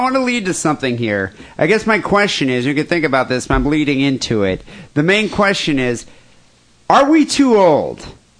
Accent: United States; Now, this is as an American, because I don't know how they do it in the UK.

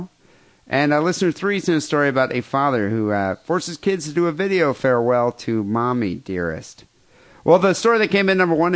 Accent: South Africa; now in United States; I grew up in South Africa

